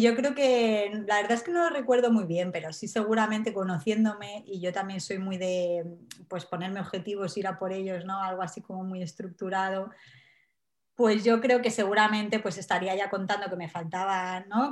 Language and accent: Spanish; Alicante, Valencian Community, Spain; now in Wales, United Kingdom; yo soy de Alicante, pero ahora estoy viviendo en Gales.